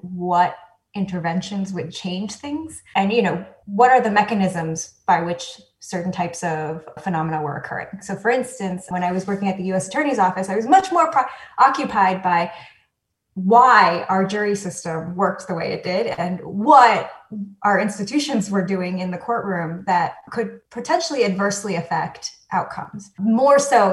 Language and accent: English; New York City, New York, United States; also born or lived in Taiwan; I grew up on the Upper West Side of New York, and I would say that that's sort of where I spent most of my life, of my childhood